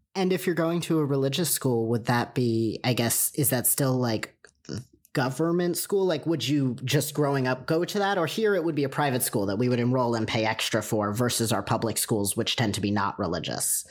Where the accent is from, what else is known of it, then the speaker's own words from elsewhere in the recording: United States; raised in America